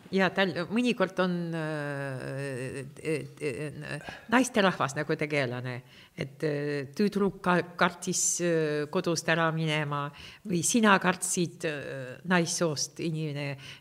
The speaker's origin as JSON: {"language": "Estonian", "country": "Estonia", "tie": "born or raised there", "first_language": "Russian", "second_language": "Estonian", "said": "ma sündisin siin"}